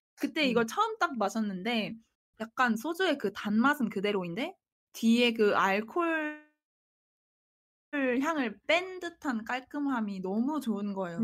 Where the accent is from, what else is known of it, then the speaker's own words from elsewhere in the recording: Tongyeong, South Gyeongsang, South Korea; moved away; 저는 통영에서 왔는데